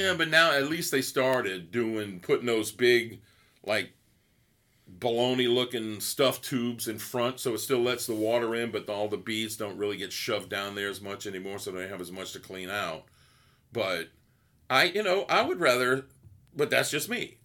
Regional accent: Gonzales, Louisiana, United States; I'm from Gonzales

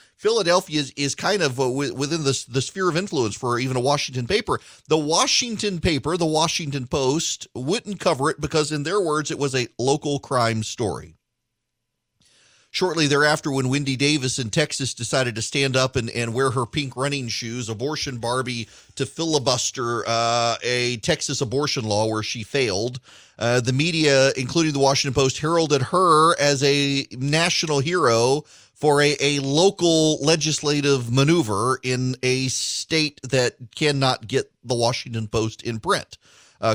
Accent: Dubai, United Arab Emirates; Y'all, I grew up in Dubai. This is unheard of at that time

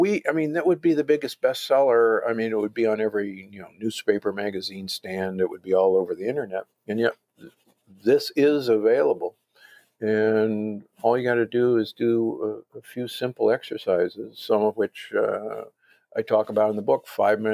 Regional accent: Omaha, Nebraska, United States; also born or lived in Milwaukee; I grew up in Omaha and Milwaukee. So I grew up the beef state is what Nebraska is called.

